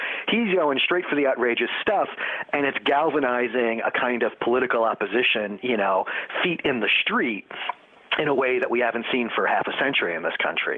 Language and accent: English; New York City, New York, United States; I'm a New Yorker, a lifelong New Yorker